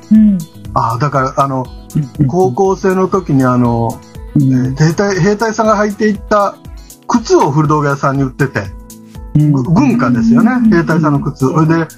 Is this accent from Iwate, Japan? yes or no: no; Okayama, Japan; now in Takahashi, Japan; 岡山で生まれてえー、っとまああのー小学校の時のお父さんとお母さんが離婚をして